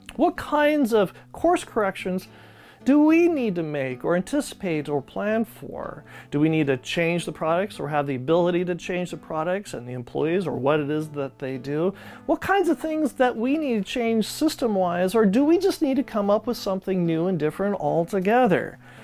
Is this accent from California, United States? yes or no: yes; Ridgecrest, California, United States; growing up in Ridgecrest by Channel, China Lake Naval Weapons Center